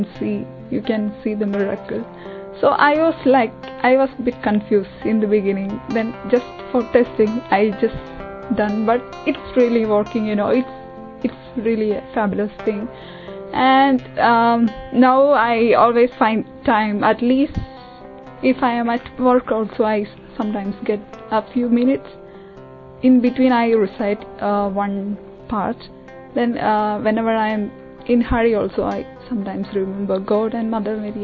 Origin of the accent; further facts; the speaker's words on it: Kerala, India; moved away as an adult; now in United Kingdom; I'm from Kerala.